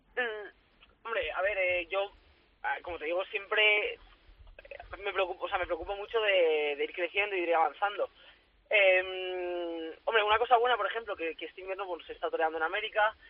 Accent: Valencia, Valencian Community, Spain; en mi tierra

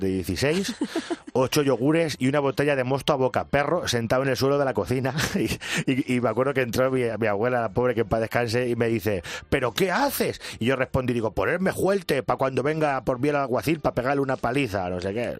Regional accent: Picón, Castilla-La Mancha, Spain; fue en la misa del gallo de Picón, en mi pueblo

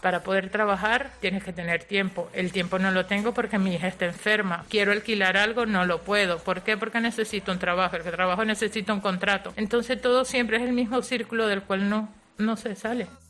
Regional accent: Madrid, Community of Madrid, Spain; also born or lived in Móstoles; yo nací en Embajadores, pero estuve viviendo eh, en Móstoles, en uno de los chalets de Parque Coimbra

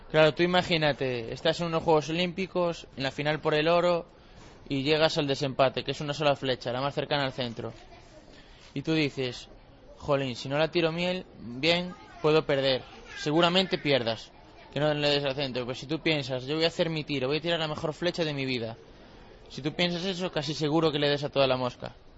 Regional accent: Cedeira, Galicia, Spain; de Cedeira, de mi pueblo

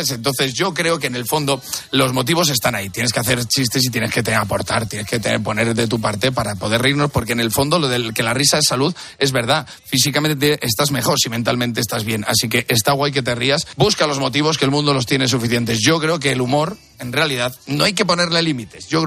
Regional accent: Valladolid, Castile and León, Spain; Claro, pues yo soy, yo soy de Valladolid

